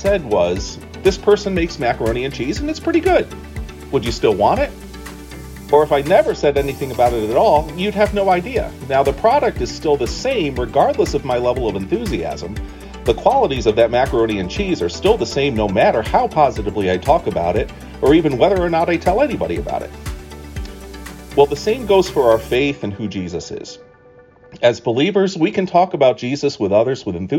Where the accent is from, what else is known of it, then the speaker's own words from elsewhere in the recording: the North, United States; now in Staunton, United States; I grew up in the North, and I never knew of macaroni and cheese as anything but a main dish until we moved south